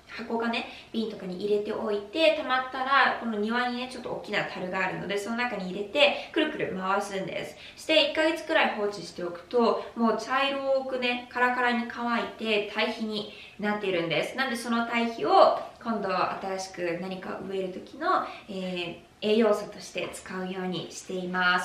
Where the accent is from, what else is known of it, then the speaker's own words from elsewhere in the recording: Japan; now in Arizona, United States; 私はあの日本で生まれ育ったので